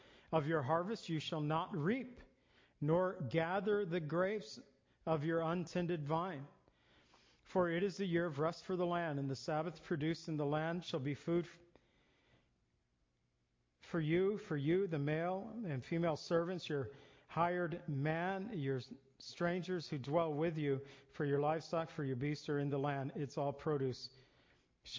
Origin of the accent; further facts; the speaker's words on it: near Zion, Illinois, United States; I grew up near Zion, Illinois